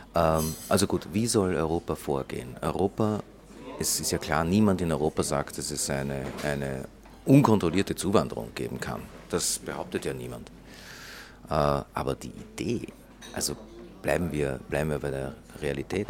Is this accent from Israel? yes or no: yes; Israel; ich bin geboren in Israel